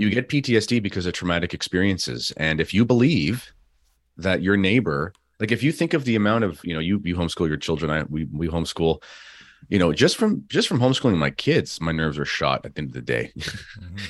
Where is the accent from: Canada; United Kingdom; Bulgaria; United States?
Canada; as a Canadian